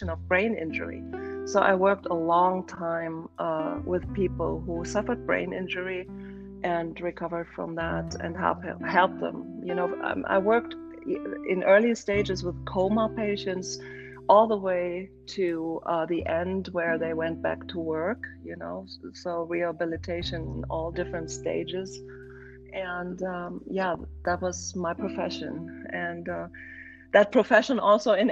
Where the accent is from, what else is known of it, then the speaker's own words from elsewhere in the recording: Berlin, Germany; moved away as an adult; now in Scottsdale, United States; I was born in Berlin, and okay. I grew up in Germany